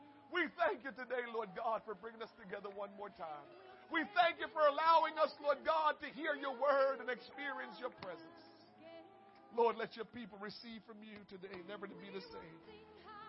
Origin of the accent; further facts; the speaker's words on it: Portmore, Saint Catherine, Jamaica; now in United States; I'm from Portmore. Yeah, that's my town. That's my town